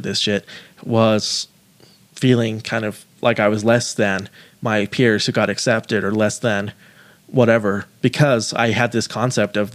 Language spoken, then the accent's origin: English; United States; I'm an American, but I also, my roots come from Japan. They come from the Middle East and Pakistan